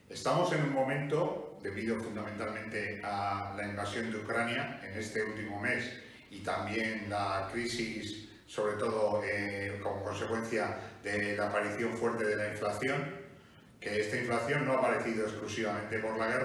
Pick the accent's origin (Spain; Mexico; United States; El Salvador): Spain; A pesar que somos el país de Europa con la mayor inflación